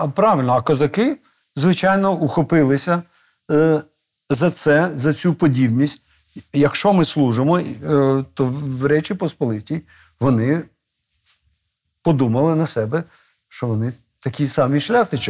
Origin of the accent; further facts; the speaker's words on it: Kamianske, Dnipropetrovsk Oblast, Ukraine; Той бік кордону це моя мала батьківщина, звідки я е, з'явився на цей світ Божий